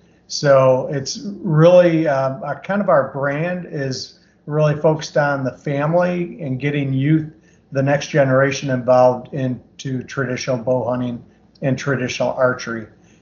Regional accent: Michigan, United States; I grew up in Michigan, and I've been bow hunting my entire life. You know, I legally could start hunting when I was 12, and I just turned 60 at the end of March here.

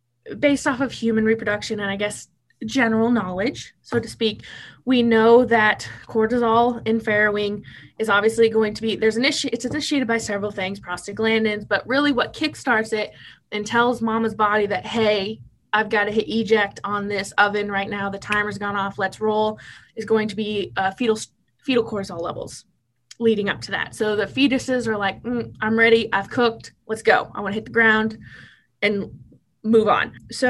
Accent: Tecumseh, Nebraska, United States; moved away as an adult; I moved from Tecumseh, Nebraska, when I'd never lived out of the state, to Lexington, Kentucky for 2 years.

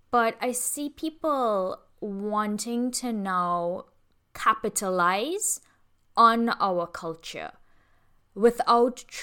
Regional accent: Trinidad & Tobago; my life as an Indian woman in the Caribbean I'm like fifth sixth generation Trinidadian so being Caribbean is a huge part of my identity. Being from Trinidad and Tobago is my soul is steeped in it.

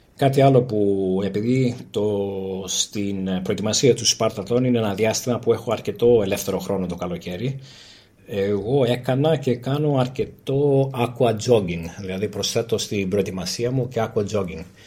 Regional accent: Greece; είμαστε από την Ελλάδα και εγώ και η σύζυγός μου

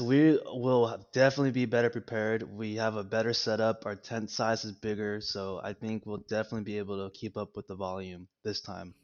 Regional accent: La Puente, California, United States; first language Spanish; English is a second language; also born or lived in West Covina, California; I was born in Los Angeles, California, in West Covina. Um, I grew up in La Puente

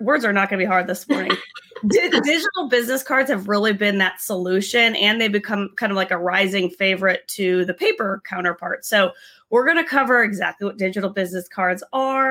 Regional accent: Tampa, Florida, United States; we're from Tampa

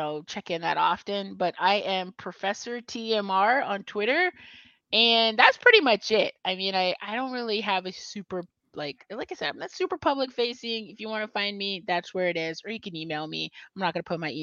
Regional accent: San Diego, California, United States; moved away; I'm from San Diego, so I could just crash at my mom's place.

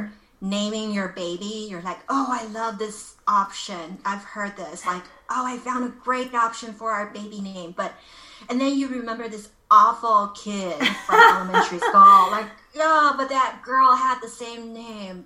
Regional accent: Los Angeles, California, United States; moved away as an adult; now in Taiwan; I'm originally from Los Angeles

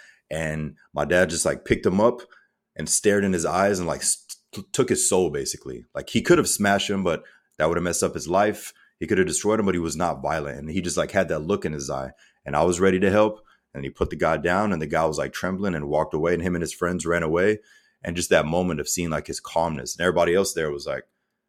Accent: Germany; So myself, I'm mixed. So my father's African-American, my mother's German. I grew up in Germany as a child. My dad was U.S. Army 20 plus years.

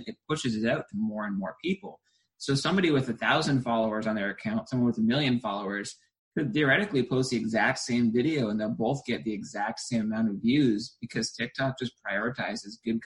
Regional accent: New Hampshire, United States; I was originally from New Hampshire, and it's cold all winter long

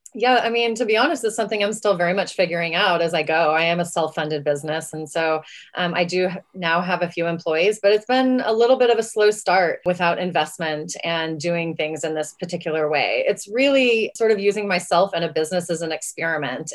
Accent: West Texas, United States; I'm from West Texas

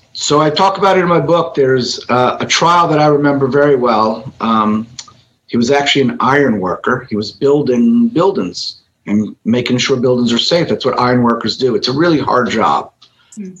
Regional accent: Miami, Florida, United States; I am kid from Miami, local. I practice in Miami, Florida.

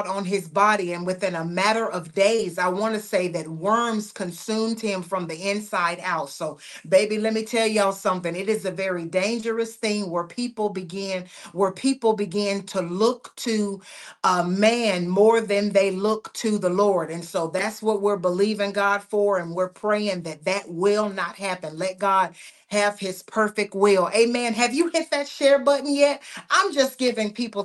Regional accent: United States; I am an American citizen. And so I will always have a passion for my nation

